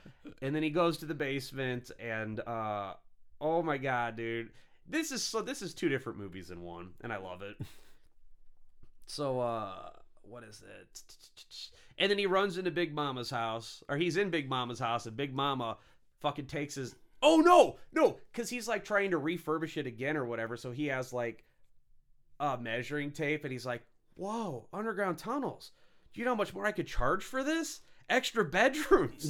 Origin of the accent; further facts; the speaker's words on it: St. Louis, United States; I'm, you know, Saint Louis, you know, kinda Illinois